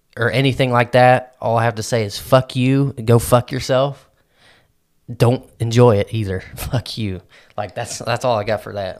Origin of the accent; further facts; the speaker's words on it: Midwest, United States; I'm a Midwesterner